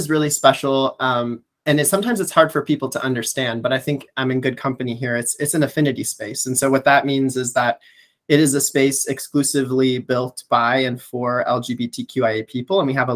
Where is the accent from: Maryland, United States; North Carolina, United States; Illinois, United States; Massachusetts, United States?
Illinois, United States; Chicago; I'm a Chicagoan at heart. And so I grew up playing in the parks in the city and going to the lakefront